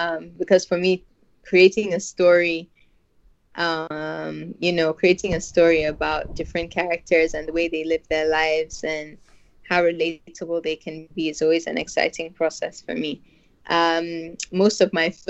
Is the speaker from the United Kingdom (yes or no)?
no; Northern Nigeria, Nigeria; I'm a filmmaker from Northern Nigeria.